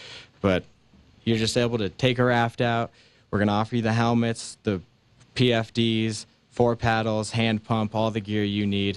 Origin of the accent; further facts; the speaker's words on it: Colorado, United States; also born or lived in Kansas; I grew up locally in Colorado